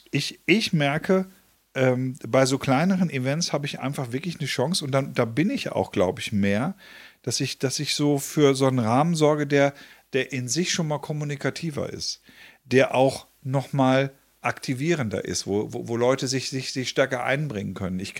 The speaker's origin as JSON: {"language": "German", "region": "North Germany", "country": "Germany", "tie": "born there", "said": "Gut, muss ich als geborener Norddeutscher, muss ich das auch nicht ständig haben."}